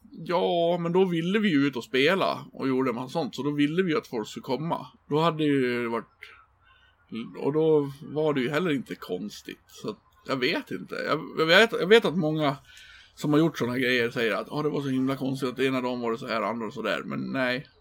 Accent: Björbo, Dalarna County, Sweden; moved away; bor liksom i en liten by som jag kommer från, Björbo.

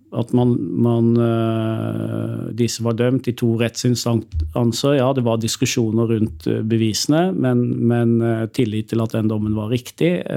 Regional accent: Sørlandet, Southern Norway, Norway; Jeg er jo fra Sørlandet

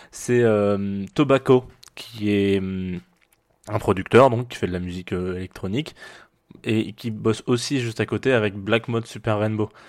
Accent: Provence-Alpes-Côte d'Azur, France; pour ceux qui ne le savent pas, je suis d'origine du Var. Voilà, donc j'ai pris un autre accent que celui du Var.

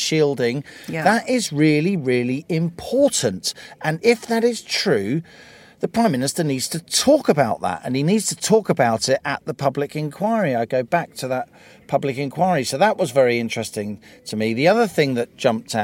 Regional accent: Ireland; now in United Kingdom; I speak as an Irish person

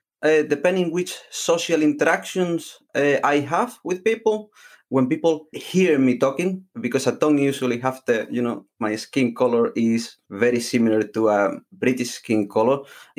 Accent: Alhaurín de la Torre, Andalusia, Spain; first language Spanish; English is a second language; moved away as an adult; also born or lived in Malaga, Spain; now in Derbyshire, United Kingdom; I was born in Spain, in Malaga, and I grew up in a little town called Alaurín de la Torre.

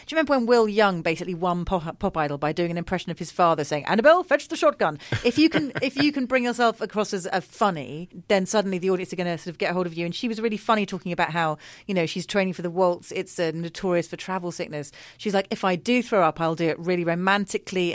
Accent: United Kingdom; we're British.

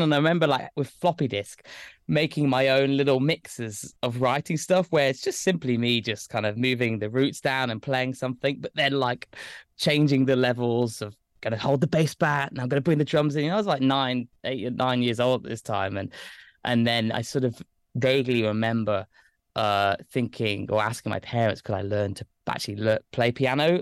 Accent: Lichfield, West Midlands, United Kingdom; moved away as an adult; now in London, United Kingdom; I grew up in Staffordshire. Uh, I'm from a place called Lichfield

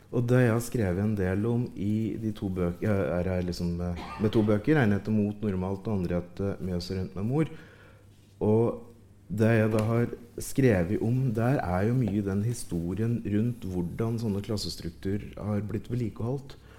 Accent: Ringsaker, Innlandet, Norway; I Ringsaker kommune, der jeg vokste opp

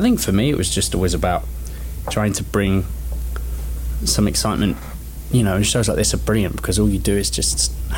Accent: London, United Kingdom; I'm not from around here. I'm from London

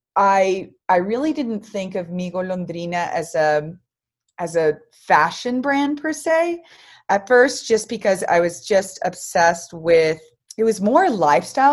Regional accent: Dallas, Texas, United States; also born or lived in New York; I am from Dallas, Texas

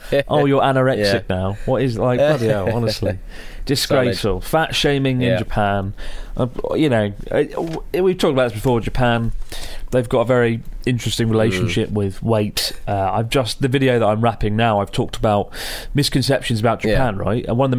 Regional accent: Sweden; I'm from Sweden. My brother and I, two short, chunky dudes from Sweden, went on a proper bender in Tokyo in July

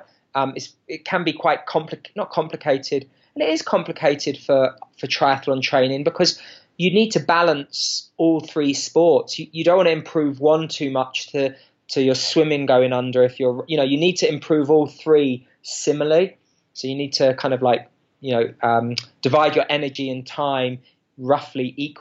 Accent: England, United Kingdom; moved away as an adult; now in Boulder, United States; growing up in England and the United Kingdom.

